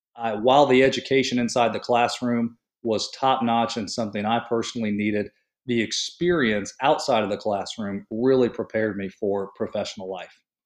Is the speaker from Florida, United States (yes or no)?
yes; St. Petersburg, Florida, United States; leaving my hometown of Saint Petersburg, Florida